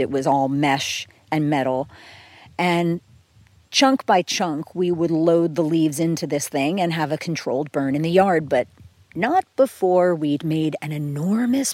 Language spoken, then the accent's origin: English; outside of Philadelphia, Pennsylvania, United States; When I was a kid, I grew up outside of Philadelphia